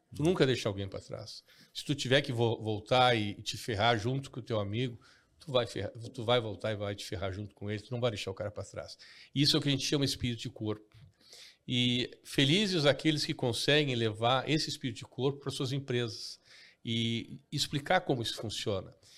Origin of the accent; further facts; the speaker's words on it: Porto Alegre, Rio Grande do Sul, Brazil; eu cresci aqui em Porto Alegre